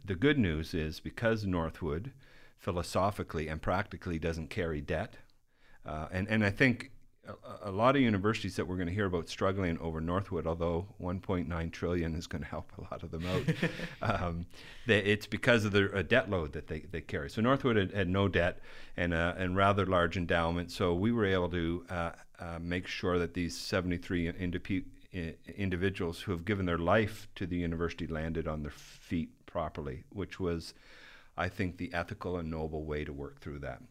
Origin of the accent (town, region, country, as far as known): Canada; moved away as an adult; now in Midland, United States